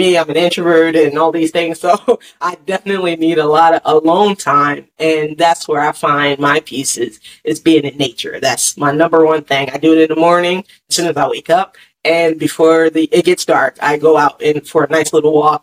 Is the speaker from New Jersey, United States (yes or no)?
yes; Jersey Shore, New Jersey, United States; now in Atlanta, United States; I'm from the Jersey Shore, so I'm from, you know, by the beach